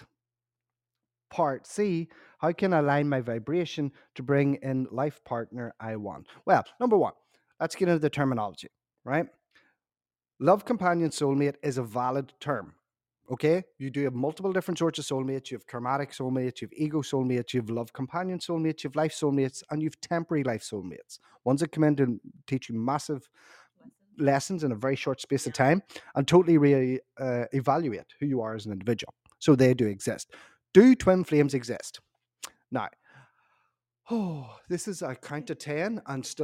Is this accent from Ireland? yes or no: yes; Ireland; I'm also Irish